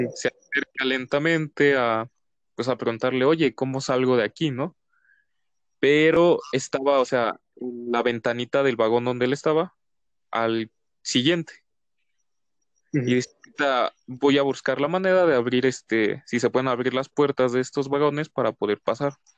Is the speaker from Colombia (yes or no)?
no; Mexico